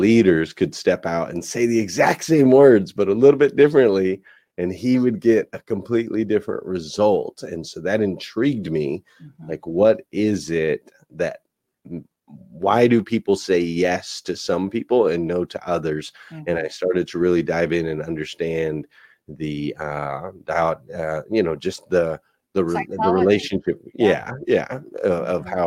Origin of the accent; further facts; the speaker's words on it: Flagstaff, Arizona, United States; I grew up in Flagstaff, Arizona.